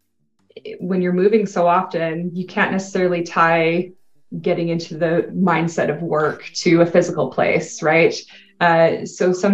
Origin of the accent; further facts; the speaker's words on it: Canada; first language English; moved away as an adult; English is my native language. In Canada, it's a bilingual country. So I took all of my courses from kindergarten to my first year university in French.